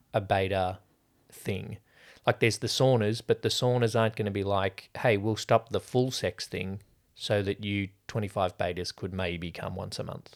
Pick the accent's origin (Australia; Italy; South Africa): Australia; speaking as Australian